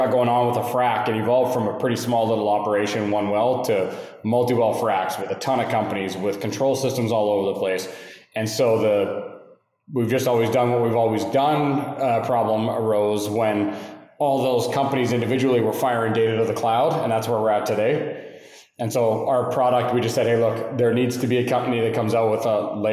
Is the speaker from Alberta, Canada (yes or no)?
yes; Calgary, Alberta, Canada; now in Houston, United States; from Canada, Calgary, Alberta, originally, live in Houston now